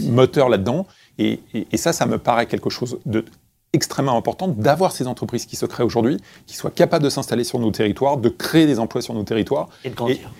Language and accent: French; Créteil, Île-de-France, France; j'ai grandi à Créteil